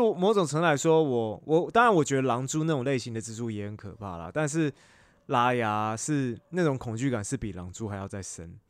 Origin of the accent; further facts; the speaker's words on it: Taipei, Taiwan; 那时候我小时候， 那时候小时候住在南港